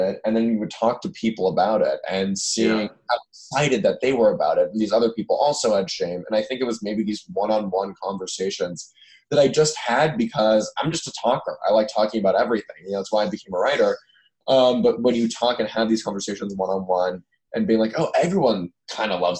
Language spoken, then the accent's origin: English; Los Angeles, California, United States; I grew up in Los Angeles among kind of these very liberal, open-minded Jews.